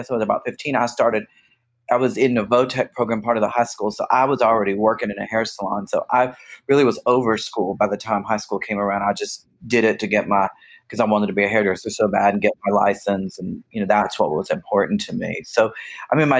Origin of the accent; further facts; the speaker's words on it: Miami, Florida, United States; also born or lived in Jacksonville, Florida; I grew up in Miami, Florida